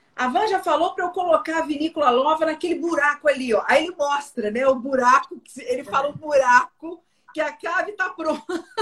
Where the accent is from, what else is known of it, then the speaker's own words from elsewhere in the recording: Rio Grande do Sul, Brazil; Eu sou aqui do Rio Grande do Sul